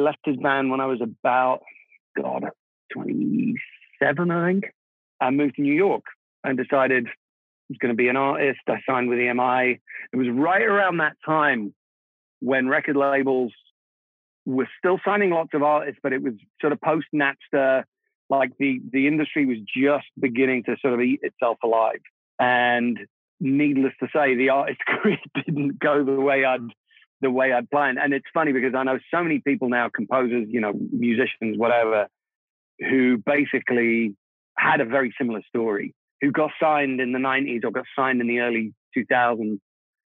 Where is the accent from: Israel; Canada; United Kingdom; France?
United Kingdom; London; first language Czech; English is a second language; moved away; also born or lived in Prague, Czech Republic; I was born in Prague in what was then Czechoslovakia. We emigrated to London when I was, I think, around about 9 years old. So I'm a double immigrant. I went to England, you know, not speaking English. Czech was my first language. And then I grew up there